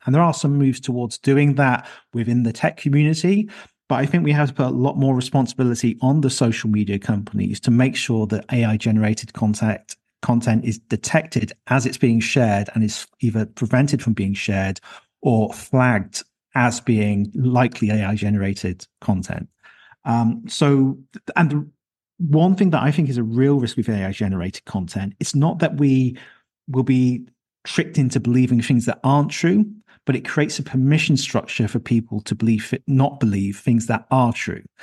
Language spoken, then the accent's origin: English; Leicester, East Midlands, United Kingdom; in my hometown of Leicester in the U K